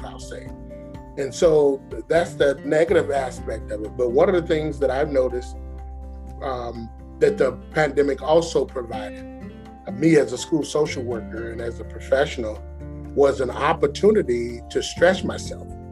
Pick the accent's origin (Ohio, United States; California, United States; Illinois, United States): Illinois, United States; Chicago; now in Atlanta, United States; I'm from Chicago